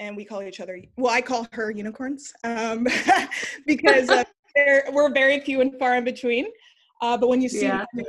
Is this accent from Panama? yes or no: no; Los Angeles, California, United States; also born or lived in East Coast / the South; now in San Francisco, United States; I was born and raised in Los Angeles, California.